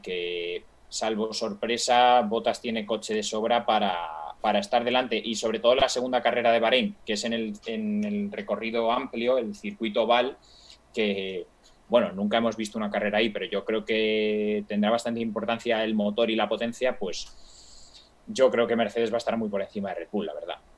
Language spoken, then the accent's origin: Spanish; Spain; soy español